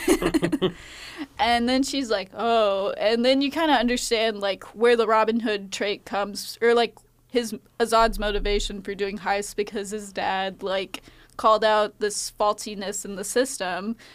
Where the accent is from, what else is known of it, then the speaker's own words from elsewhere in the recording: United States; as an American